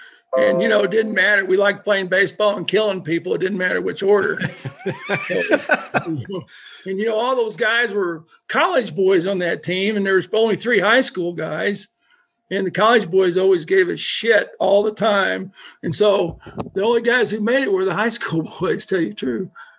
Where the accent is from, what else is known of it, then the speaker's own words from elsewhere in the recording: Southeast Missouri, United States; now in North Dakota, United States; I ain't Canadian. I'm a redneck out of Southeast Missouri. I mean, I grew up down where barbecue was, right out of Memphis, Tennessee.